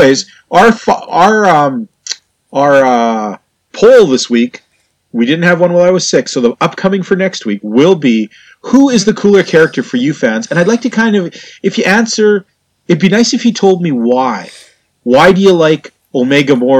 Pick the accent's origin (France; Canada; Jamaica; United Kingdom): Canada; I'm a Canadian